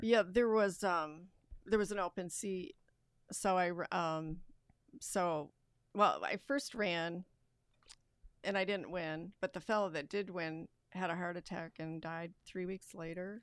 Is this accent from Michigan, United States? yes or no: no; Rutland, Vermont, United States; moved away as an adult; also born or lived in Wisconsin / Florida / Connecticut; now in Lansing, United States; I'm from Rutland, Vermont originally, and I moved here uh, for Cooley Law School